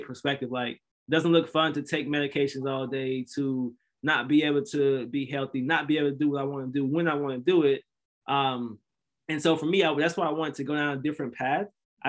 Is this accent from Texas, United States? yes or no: no; Mississippi, United States; And so I'm from Mississippi originally. So Mississippi is one of the most unhealthy states in America, actually, unfortunately.